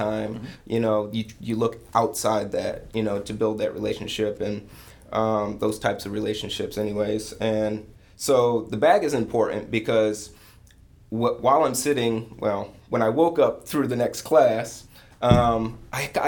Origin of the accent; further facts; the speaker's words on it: Lansing, Michigan, United States; grew up in Michigan. Where I grew up in Lansing was considered the armpit of Lansing.